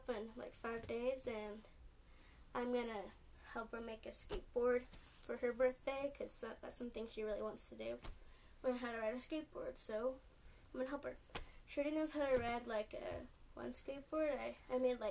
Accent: California, United States; I'm from California

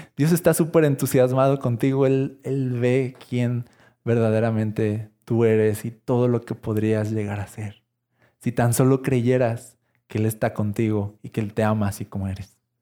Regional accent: Mexico; soy esta este mexicano

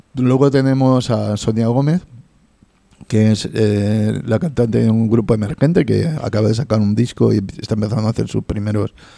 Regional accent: Spain; nuestra obligación como españoles

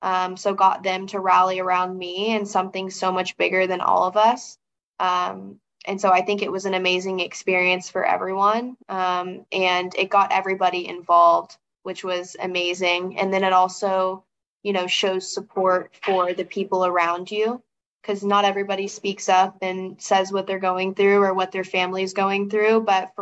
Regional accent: the South, United States; And my hometown is just like the South. That's all I can explain it as, is just the South. So little small town out in the middle of nowhere.

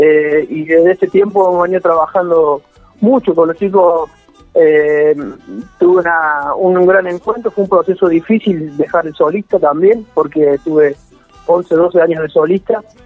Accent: Río Segundo, Córdoba, Argentina; salí de laburar de acá de Río Segundo, Córdoba, que es muy chiquitito

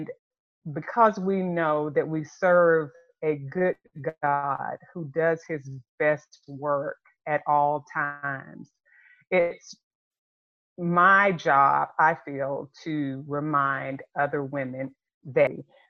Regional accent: Florida, United States; moved away as an adult; also born or lived in Europe; I grew up in Florida.

